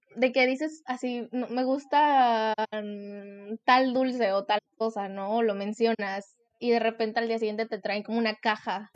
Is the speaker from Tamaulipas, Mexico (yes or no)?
no; Veracruz, Mexico; tengo 19 años, soy de Veracruz